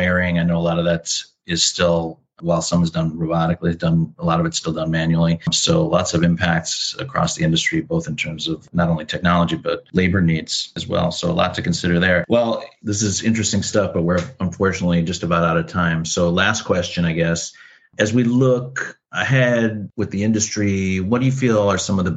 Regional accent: Chicago, Illinois, United States; attended all the auto shows with my father growing up in Chicago

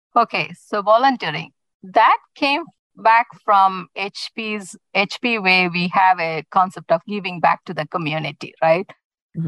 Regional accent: India; moved away as an adult; now in United States; as a child, I grew up in India

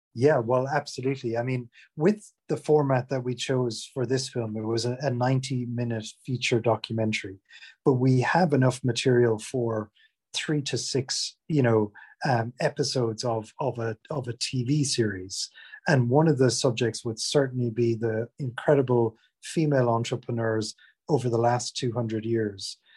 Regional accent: Ireland; moved away as an adult; now in England; I'm from Ireland originally, but have been living in, in England uh, for over 20 years, basically since I, I left college

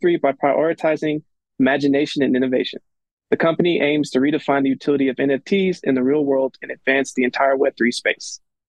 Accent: Louisiana, United States; I'm from Louisiana.

